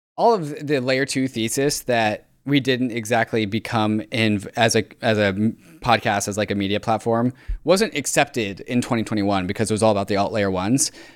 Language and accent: English; Seattle, Washington, United States; moved away; I grew up in Seattle